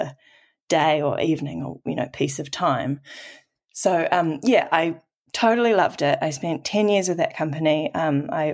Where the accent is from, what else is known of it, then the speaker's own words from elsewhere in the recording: Auckland, New Zealand; I'm a first-generation New Zealander, and I grew up in Tamaki Makaurau, Auckland